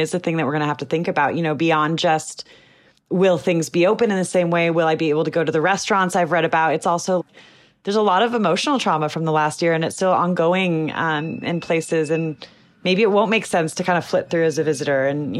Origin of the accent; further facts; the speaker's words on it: Los Angeles, California, United States; So part of that road trip I'm doing, I'm going from Los Angeles, where I'm from, and driving back to New York.